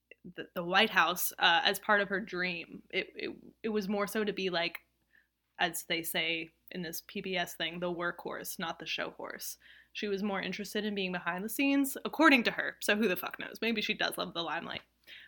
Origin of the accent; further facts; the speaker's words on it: the South, United States; I'm from the South, okay? I'm allowed to do this.